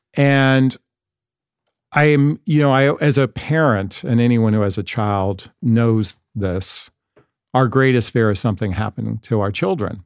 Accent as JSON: {"language": "English", "town": "Los Angeles", "region": "California", "country": "United States", "tie": "born or raised there", "said": "I'm from Los Angeles"}